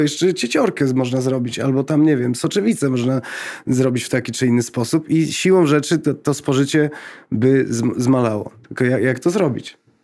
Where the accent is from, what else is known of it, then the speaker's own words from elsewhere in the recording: Lublin, Lublin Voivodeship, Poland; jestem z, z Lublina